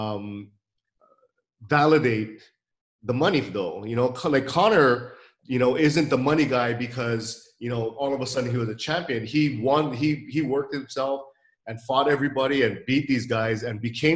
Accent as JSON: {"language": "English", "region": "Hawaii", "country": "United States", "tie": "born or raised there", "said": "I've been around a lot of boxers growing up in Hawaii"}